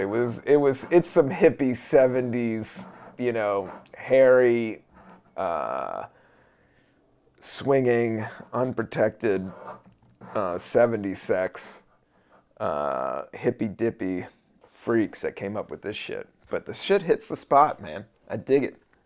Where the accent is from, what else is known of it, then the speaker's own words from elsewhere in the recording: the South, United States; I'm from the South